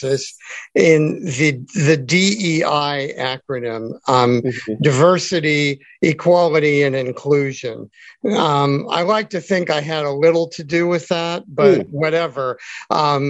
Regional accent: Santa Monica, California, United States; I'm from Santa Monica. I live in Santa Monica

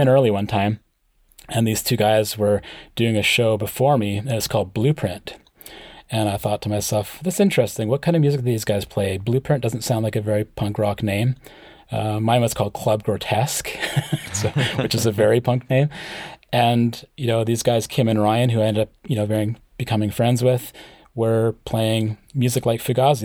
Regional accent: small town five hours north of Vancouver, British Columbia, Canada; I live in a small town that's about five hours north of Vancouver

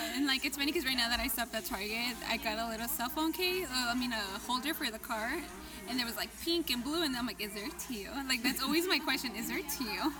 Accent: United States; also born or lived in Mexico (ancestry); because I'm American. Like I was born here

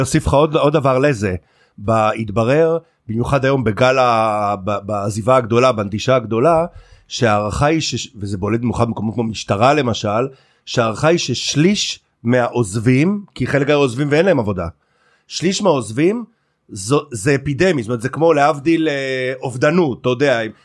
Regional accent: Carmel, Haifa District, Israel; כילד שגדל בכרמל

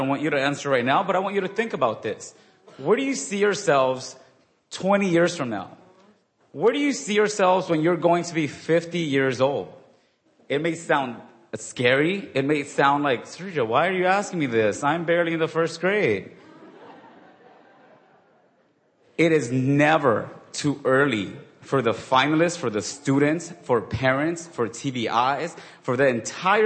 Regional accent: Inglewood, California, United States; I grew up in Inglewood, which is near the airport

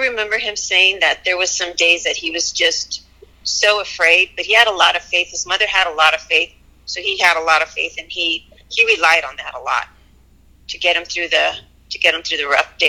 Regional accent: El Paso, Texas, United States; I was born and raised in El Paso

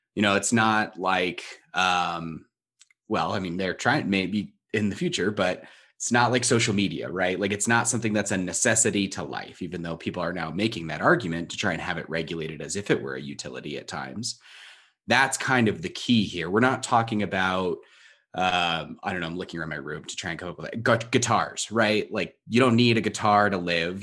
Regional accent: Southern California, United States; I grew up in Southern California

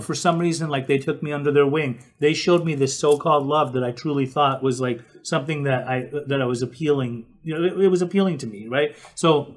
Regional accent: Salt Lake City, Utah, United States; I grew up in Salt Lake City, Utah

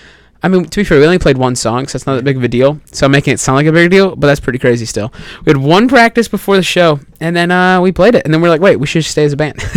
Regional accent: Chicago, Illinois, United States; I'm from Chicago. I live an hour away from Chicago.

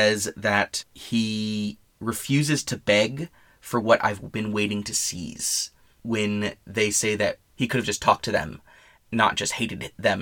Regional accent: United States

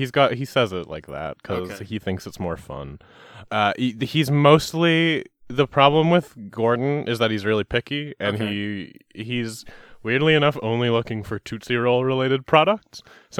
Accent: Canada; accent: Canadian; I'm from Canada, so you're gonna... the Canadian accent's tricky because I slip into Minnesota so easily.

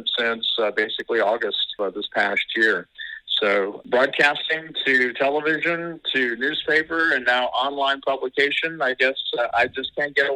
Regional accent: Midwest, United States; moved away as an adult; also born or lived in Omaha, Nebraska / Sioux City, Iowa; now in DeSoto County, United States; I am a Midwesterner, native Midwesterner

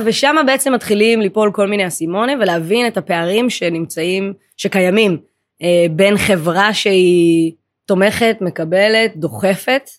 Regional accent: Israel; נולדתי בארץ, אבל ההורים הביולוגיים הם אתיופים, ממוצא אתיופי

